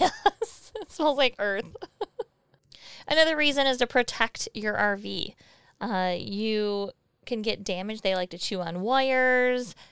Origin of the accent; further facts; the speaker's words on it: Michigan, United States; moved away; we're from Michigan